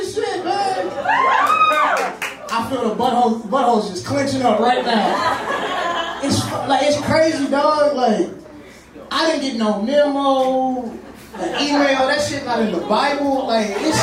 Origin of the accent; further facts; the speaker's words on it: Mississippi, United States; I'm from the South, I'm from Mississippi